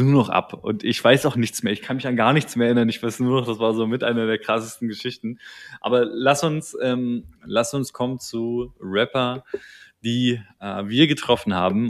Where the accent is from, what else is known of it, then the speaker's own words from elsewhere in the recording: Berlin, Germany; ich als Berliner